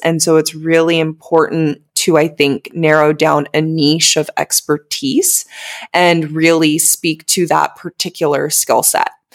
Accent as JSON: {"language": "English", "country": "United States", "also_born_or_lived": "Southeast Asia", "moved": "as an adult", "said": "still making money back in my home country. 'Cause as we know in the U S"}